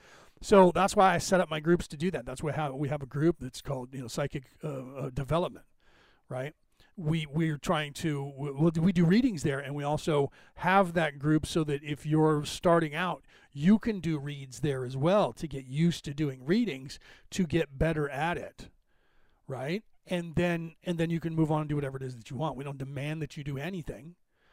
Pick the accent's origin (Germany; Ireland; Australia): Ireland; Because I'm Irish, I speak a little bit long on subjects